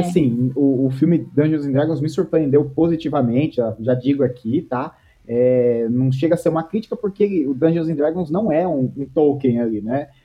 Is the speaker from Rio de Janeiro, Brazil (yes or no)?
no; Rio Claro, São Paulo, Brazil; Eu sou de Rio Claro, interior de São Paulo